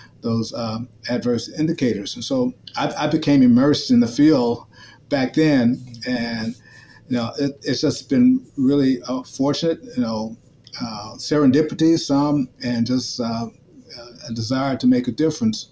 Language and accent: English; Memphis, Tennessee, United States; now in St. Louis, United States; I grew up in Memphis, Tennessee during the 1960s and 70s